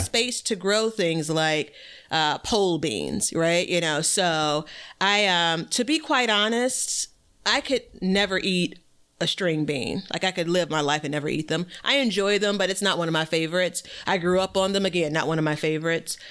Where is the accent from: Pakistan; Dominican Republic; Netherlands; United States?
United States; Chicago, Illinois; born and raised in Chicago, Illinois